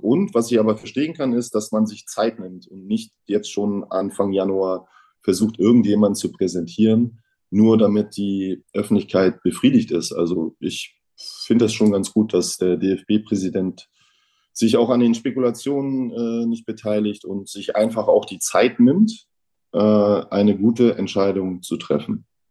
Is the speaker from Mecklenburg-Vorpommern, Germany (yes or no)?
yes; Neubrandenburg, Mecklenburg-Vorpommern, Germany; bei uns in Neubrandenburg